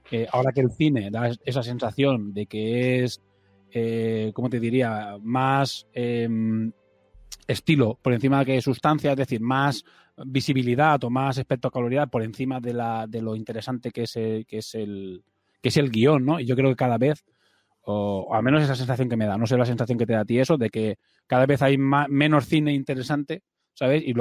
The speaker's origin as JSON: {"language": "Spanish", "region": "Balearic Islands", "country": "Spain", "said": "nosotros somos de Mallorca, no me suena que haya escuela de cine"}